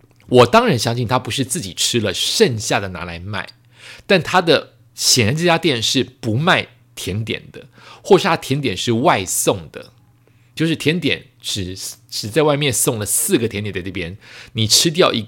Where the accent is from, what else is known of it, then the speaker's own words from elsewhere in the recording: Taiwan; also born or lived in Tokyo, Japan / Bangkok, Thailand; 它毕竟是我的故乡之一，我的故乡是台湾，是东京，是曼谷，所以再次回去就会觉得很开心